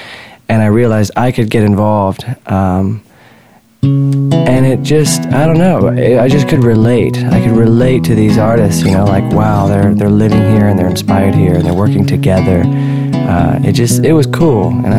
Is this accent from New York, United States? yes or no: no; Richmond, Virginia, United States; moved away as an adult; now in San Diego, United States; when I left Richmond